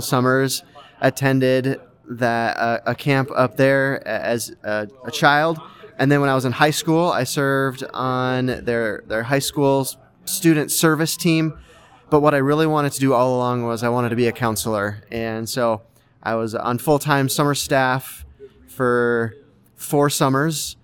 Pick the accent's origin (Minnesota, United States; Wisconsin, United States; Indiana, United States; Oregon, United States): Minnesota, United States; now in West Des Moines, United States; I grew up in Minnesota